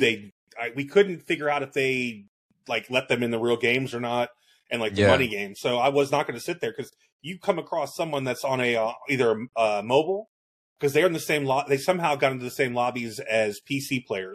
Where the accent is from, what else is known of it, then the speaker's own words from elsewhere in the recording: Florida, United States; And I grew up in Florida. I grew up in Florida